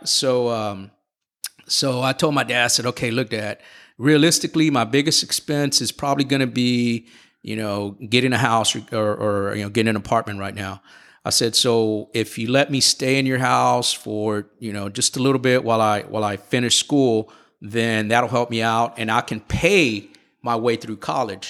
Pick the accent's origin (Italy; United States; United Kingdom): United States; Houston, Texas; I was born and raised here in Houston